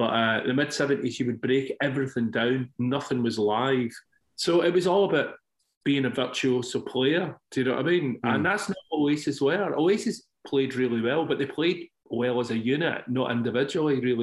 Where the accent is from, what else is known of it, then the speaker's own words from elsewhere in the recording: Scotland, United Kingdom; I'm Scottish